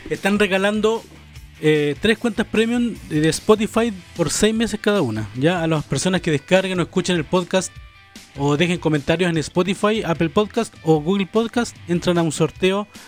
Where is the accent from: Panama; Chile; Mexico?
Chile; Panguipulli, Los Ríos